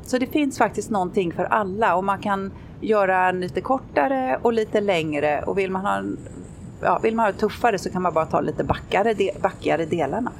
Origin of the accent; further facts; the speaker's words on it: Sweden; moved away; hemma i Sverige